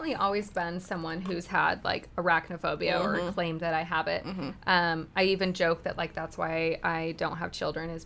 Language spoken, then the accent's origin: English; Utah, United States; I'm from Utah.